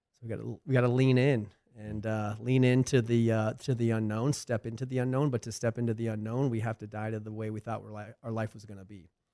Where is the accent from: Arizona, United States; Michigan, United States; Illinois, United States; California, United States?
Arizona, United States; moved away as an adult; I had a pretty decent following back in Arizona.